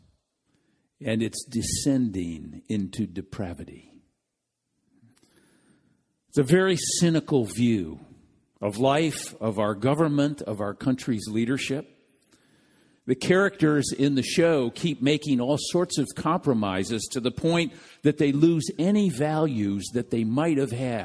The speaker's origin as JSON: {"language": "English", "region": "Midwest", "country": "United States", "said": "being a Midwesterner"}